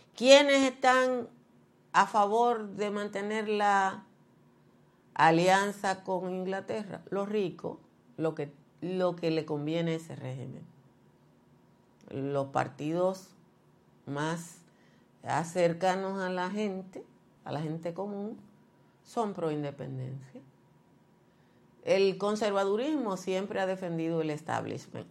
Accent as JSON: {"language": "Spanish", "country": "Dominican Republic"}